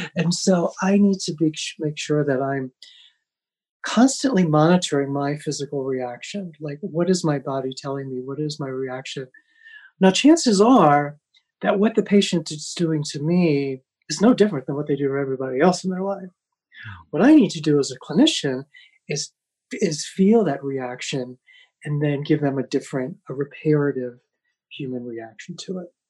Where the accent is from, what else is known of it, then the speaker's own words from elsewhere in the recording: United States; moved away as an adult; also born or lived in Amsterdam; as a white privileged male growing up in America